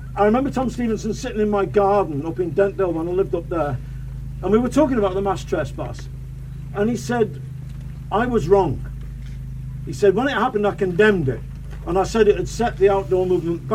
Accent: Manchester, North West England, United Kingdom; as a kid, a young fella growing up in Manchester

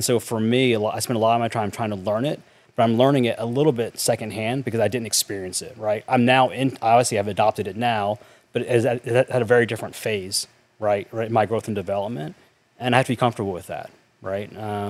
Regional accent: North Carolina, United States; I grew up in North Carolina in a small town.

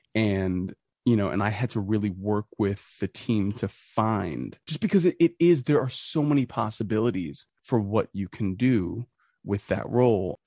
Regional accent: Boston, Massachusetts, United States; I'm from Boston

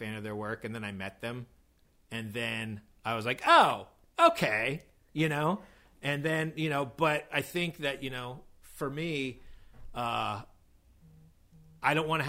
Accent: California, United States; now in New York, United States; I'm from California

